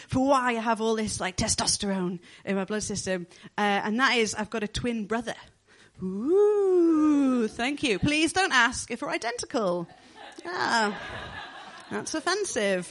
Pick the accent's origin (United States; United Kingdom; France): United Kingdom; the Northeast, North East England; accent: Geordie; moved away as an adult; also born or lived in London / Bristol; I'm originally from the Northeast